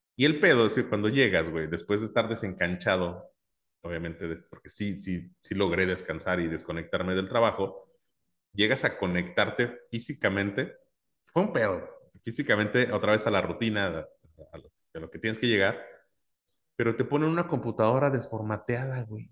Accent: Mexico; soy mexicano

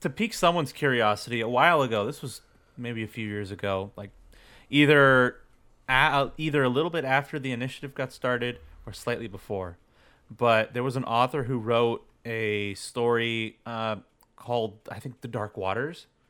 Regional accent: United States

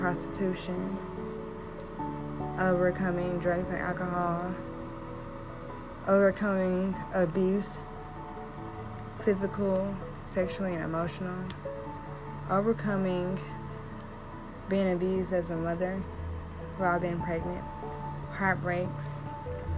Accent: Oklahoma City, Oklahoma, United States; I'm originally from Oklahoma City

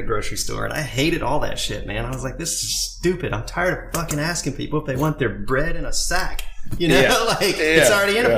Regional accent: Maynardville, Tennessee, United States; also born or lived in Indianapolis, Indiana; now in Maui, United States; I grew up in Union County in a town called Maynardville.

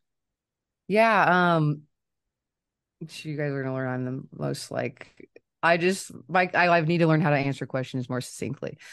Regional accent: Kansas City, United States; I'm from Kansas City and I still live here.

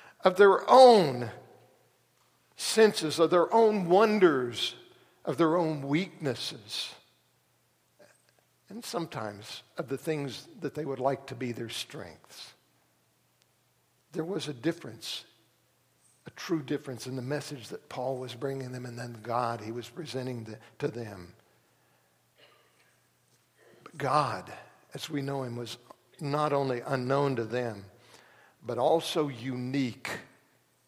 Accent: Tulsa, Oklahoma, United States; When I was growing up in Tulsa

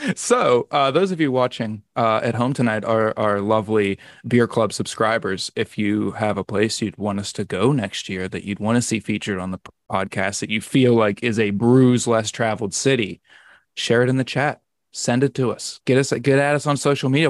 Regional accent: Pittsburgh, Pennsylvania, United States; Pittsburgh, my hometown

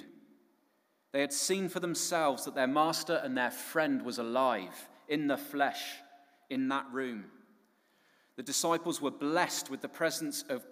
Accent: Cornwall, South West England, United Kingdom; also born or lived in Midlands; I moved back home to Cornwall from the Midlands

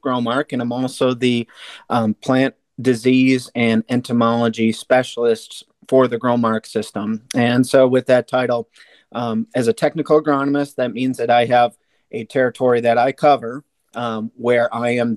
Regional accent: Wisconsin, United States; now in Illinois, United States; I'm from Wisconsin

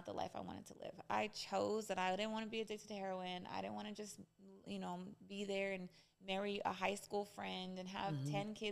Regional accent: Española, New Mexico, United States; I literally grew up between a village and a very, very, very small city that was very high poverty

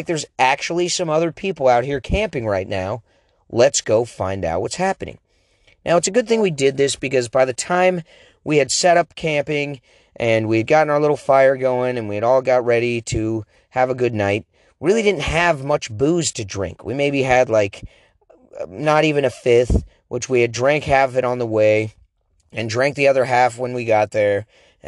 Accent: Oregon, United States; accent: Oregon; I have an Oregon accent, and a lot of people say I sound like I'm from the East Coast.

